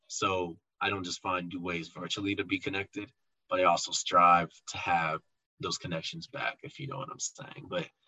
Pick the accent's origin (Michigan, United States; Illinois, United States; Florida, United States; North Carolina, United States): Illinois, United States; Chicago; And nobody believed I was from Chicago because not a lot of people come from Chicago or even know about Rockhurst in Chicago